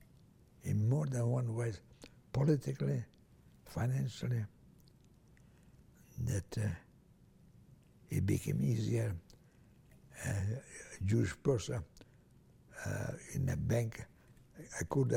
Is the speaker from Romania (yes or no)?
yes; Transylvania, Romania; English is a second language; moved away as an adult; also born or lived in Italy; I was born in Hungary, in Romania, Hungarian